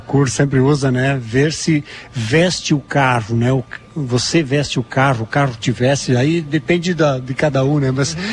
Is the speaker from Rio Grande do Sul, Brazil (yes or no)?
yes; Capão da Canoa, Rio Grande do Sul, Brazil; eu sou de Capão da Canoa mesmo